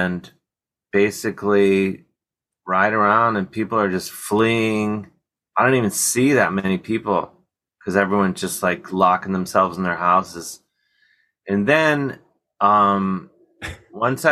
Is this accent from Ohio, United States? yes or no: yes; Ohio, United States; now in New York, United States; I live in New York, but I'm from Ohio